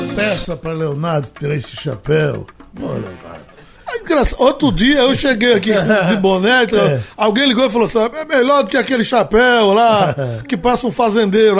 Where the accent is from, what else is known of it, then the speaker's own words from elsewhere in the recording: Vicência, Pernambuco, Brazil; also born or lived in Aliança / Timbaúba; Eu vivi entre Aliança, Timbaúba e Vicência, onde eu nasci